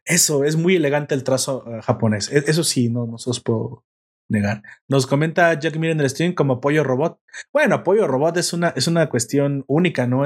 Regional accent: Mexico; Me gustan las tortillas, así que aparte también soy el perfecto mexicano

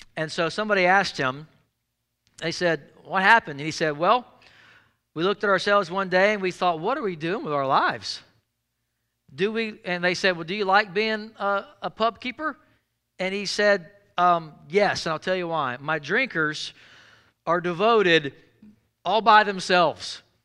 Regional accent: Jackson, Mississippi, United States; I grew up in South Jackson, Mississippi

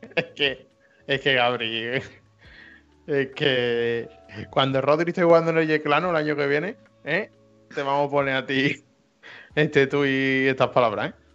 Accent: Andalusia, Spain; accent: Andalusian; la defensa de nuestro dialecto

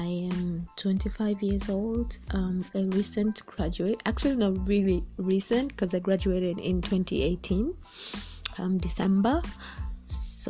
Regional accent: Dar es Salaam, Tanzania; also born or lived in Mbeya; we should just consider schools that we know here in Dar. And also I was really scared of like going out of Dar to study

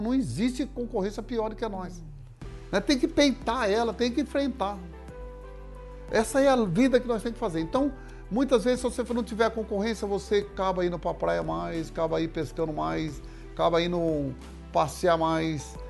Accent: Mato Grosso do Sul, Brazil; lá na minha cidade, no Mato Grosso do Sul

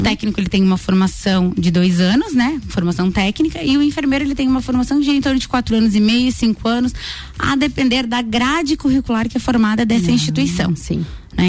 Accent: Lages, Santa Catarina, Brazil; Eu sou natural de Lages mesmo

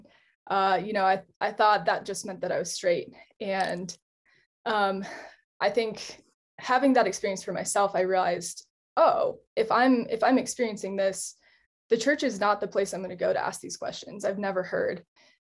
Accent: Colorado, United States; I'm also American. And I grew up in Colorado.

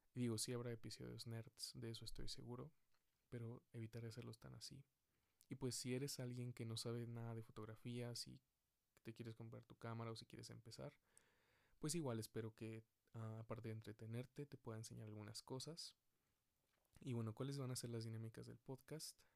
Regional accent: Mexico City, Mexico; Soy de la Ciudad de México

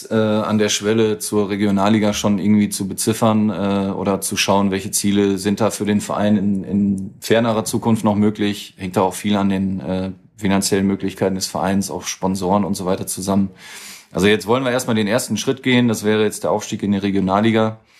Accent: Germany

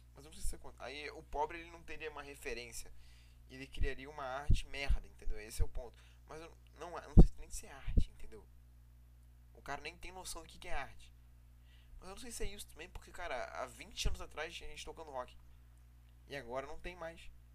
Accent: Brazil; Eu sou brasileiro, eu nasci no Brasil.

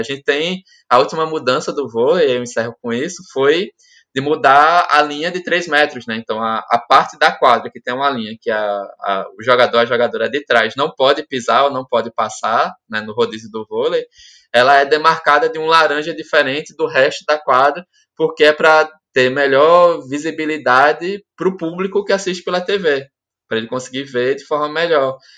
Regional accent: Alagoas, Brazil; eu, enquanto alagoano

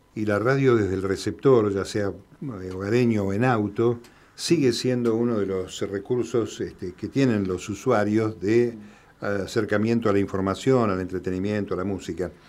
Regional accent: Argentina; also born or lived in La Plata / Mendoza / Quilmes; todos los argentinos

